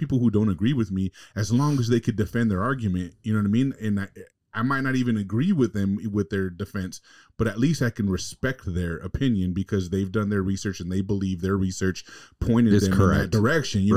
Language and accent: English; California, United States; moved away; growing up in California in the hood